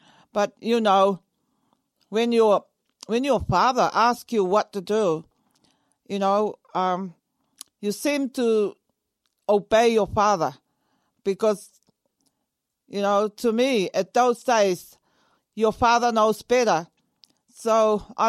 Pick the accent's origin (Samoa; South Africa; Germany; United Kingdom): Samoa; also born or lived in Apia, Samoa / Auckland, New Zealand; now in Dunedin, New Zealand; I came all the way from Samoa on a matua. I came all the way to New Zealand